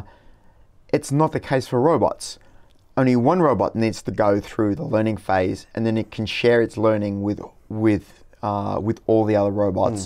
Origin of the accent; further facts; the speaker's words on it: Brisbane, Queensland, Australia; my hometown, Brisbane